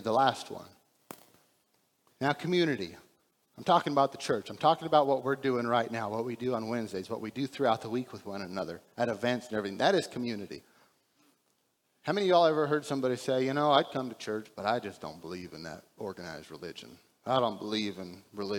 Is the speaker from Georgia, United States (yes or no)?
no; Texas, United States; we're from Texas